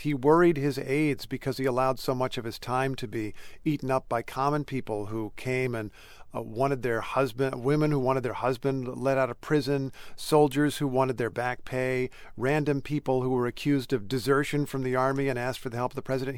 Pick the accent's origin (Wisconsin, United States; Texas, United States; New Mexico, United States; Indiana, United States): Indiana, United States; I grew up in Indiana